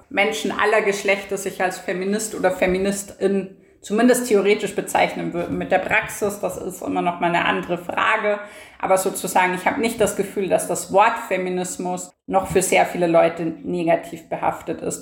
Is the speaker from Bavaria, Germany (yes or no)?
yes; Bavaria, Germany; now in Vienna, Austria; im politischen Bayern, wo ich aufgewachsen bin